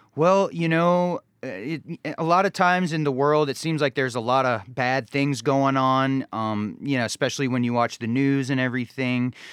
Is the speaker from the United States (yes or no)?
yes; Charlotte, North Carolina, United States; also born or lived in Ohio; growing up in, in Charlotte, North Carolina